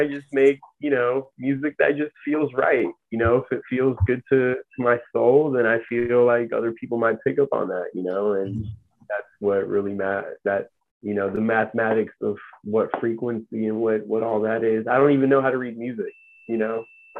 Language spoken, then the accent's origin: English; Armenia; born there; So I was born in Armenia, and in the 80s, during the Soviet Union